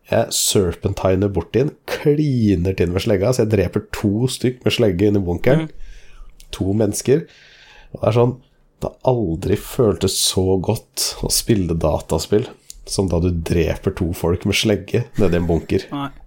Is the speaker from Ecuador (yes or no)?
no; Denmark; Altså, jeg er jo dansk.